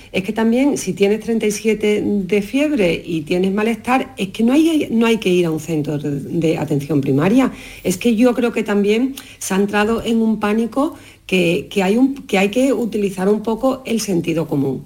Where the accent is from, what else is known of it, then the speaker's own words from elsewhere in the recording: Jerez de la Frontera, Andalusia, Spain; moved away; desde Jerez, ya en mi tierra pasando unos días de Navidad